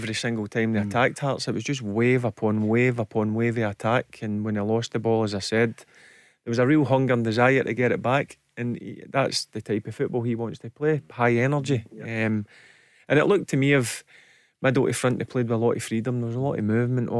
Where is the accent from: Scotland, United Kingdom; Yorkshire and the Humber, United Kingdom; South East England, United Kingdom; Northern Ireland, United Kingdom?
Scotland, United Kingdom; Newarthill; I used to go to school in Newark Hill